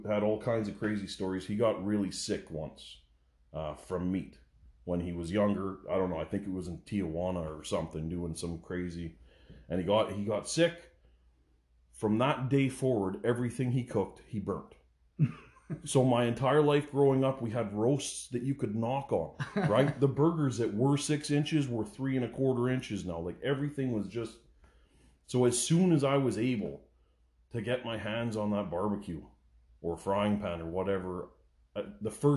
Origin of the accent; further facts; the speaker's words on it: Edmonton, Alberta, Canada; I was born in Edmonton, Alberta, at the Misericordia, which is like 10 blocks away from my mom's house where I grew up